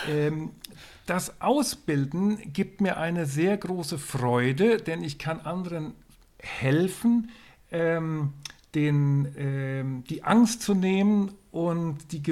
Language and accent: German; Northern Germany, Germany; Also ich komme aus dem Norden. Ich bin sehr viel in Schweden, Norwegen, Schottland, Irland gesegelt.